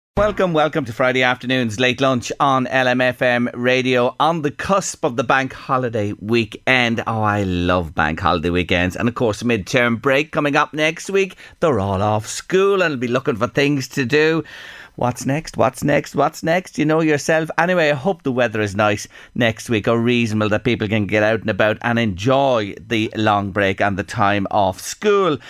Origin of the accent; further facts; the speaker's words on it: Ireland; as Irish people